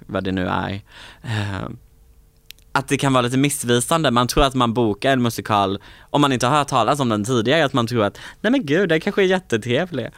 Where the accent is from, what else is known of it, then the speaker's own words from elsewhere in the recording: Påryd, Kalmar County, Sweden; moved away; i Påryd där jag kommer ifrån, där tror jag att jag är ett ganska välkänt namn liksom